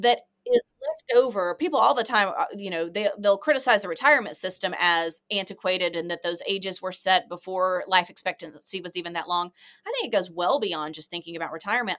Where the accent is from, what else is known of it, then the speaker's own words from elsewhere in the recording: United States; as an American